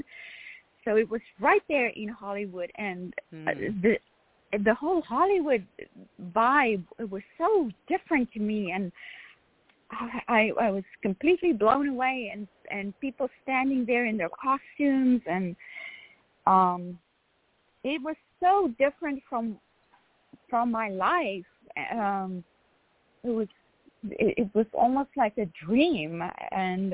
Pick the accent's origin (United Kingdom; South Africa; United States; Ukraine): South Africa; moved away; I grew up in South Africa, and I grew up in a very small town that was not even on the map